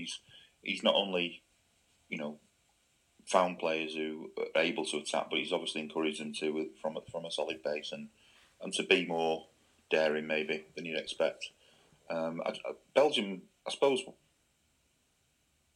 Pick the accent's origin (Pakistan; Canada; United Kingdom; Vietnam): United Kingdom; England; I'm an Englishman